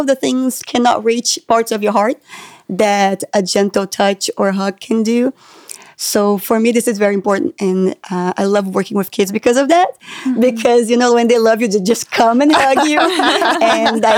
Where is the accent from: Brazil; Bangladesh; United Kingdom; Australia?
Brazil; now in United States; when I moved to the United States, how different the culture is and how it took me a long time to feel welcomed and loved and accepted here because I'm from Brazil